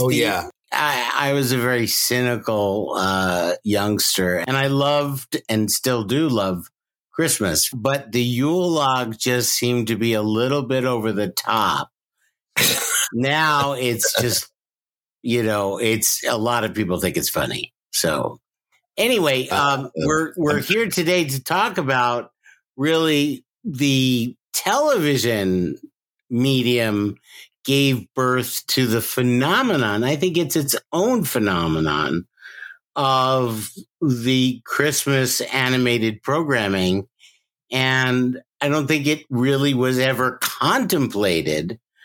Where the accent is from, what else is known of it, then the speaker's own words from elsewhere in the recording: New York, United States; now in Los Angeles, United States; growing up in New York